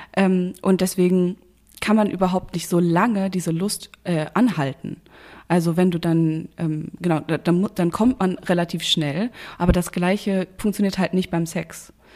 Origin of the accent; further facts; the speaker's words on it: North Rhine-Westphalia, Germany; ich komme ja aus, aus Nordrhein-Westfalen und äh, da, wo meine Familie herkommt, sagt man auch zu Rouladen Rolladen.